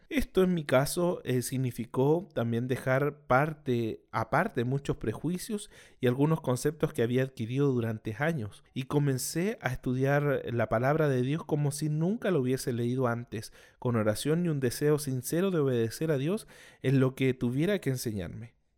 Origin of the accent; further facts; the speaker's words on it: Chile; soy chileno.